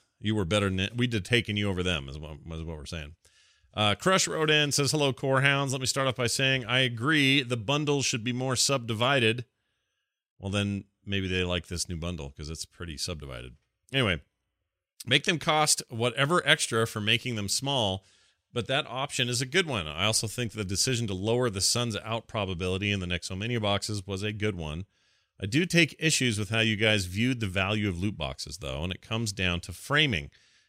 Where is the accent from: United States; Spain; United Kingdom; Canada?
Canada; I'm a Canadian.